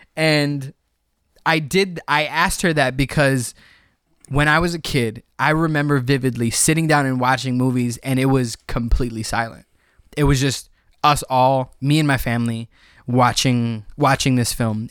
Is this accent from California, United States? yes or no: no; Cicero, Illinois, United States; also born or lived in Berwyn, Illinois; I was born in Berwyn, raised in Cicero